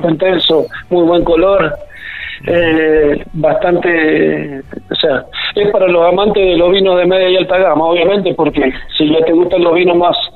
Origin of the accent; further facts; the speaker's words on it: Mendoza, Argentina; now in La Rioja, Argentina; darme la oportunidad de dar a conocer esta bella, esta bella costa riojana, a la cual hace 13 años que llegué de Mendoza y la verdad que, me enamoré a primera vista.